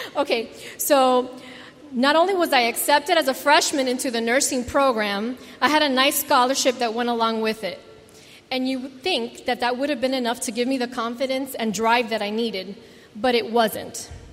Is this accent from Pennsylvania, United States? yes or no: no; South Florida, United States; growing up in South Florida with all the Cuban viejos